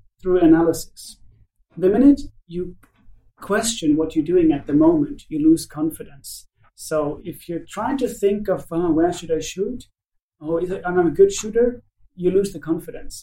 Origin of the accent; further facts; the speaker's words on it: Finland; And I'm from Finland